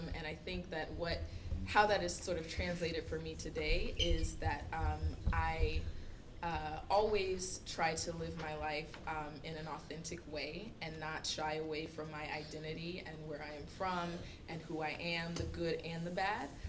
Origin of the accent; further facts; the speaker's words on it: near Eatonville, Florida, United States; now in New York, United States; I am from Florida. I am from not far from Eatonville.